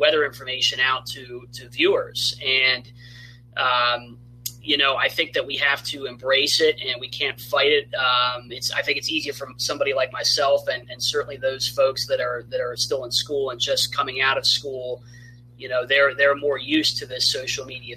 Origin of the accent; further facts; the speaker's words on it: eastern Pennsylvania, United States; I grew up in Pennsylvania, eastern Pennsylvania